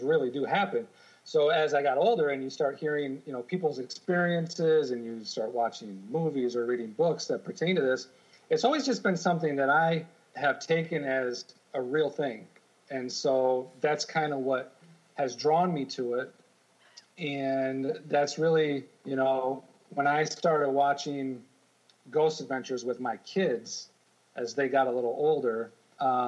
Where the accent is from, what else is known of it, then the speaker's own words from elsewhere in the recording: Michigan, United States; now in New York, United States; I grew up in Michigan